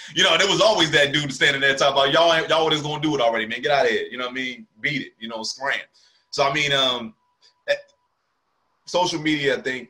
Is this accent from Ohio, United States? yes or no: no; Camden, New Jersey, United States; also born or lived in Willingboro, New Jersey; now in North Carolina, United States; me growing up in Camden and Willowboro